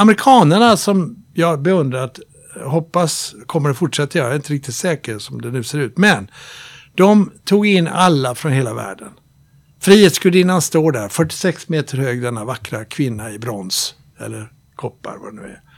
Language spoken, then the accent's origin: Swedish; Sweden; Jag är svensk, men jag är nordbo